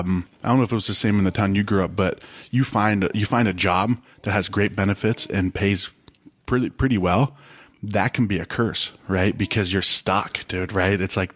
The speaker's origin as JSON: {"language": "English", "area": "suburb of Youngstown", "region": "Ohio", "country": "United States", "tie": "born or raised there", "moved": "yes", "said": "I grew up at like a suburb of Youngstown"}